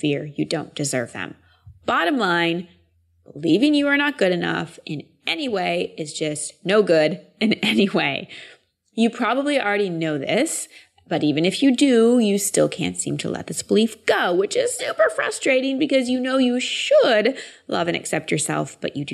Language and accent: English; Austin, Texas, United States; Austin's my hometown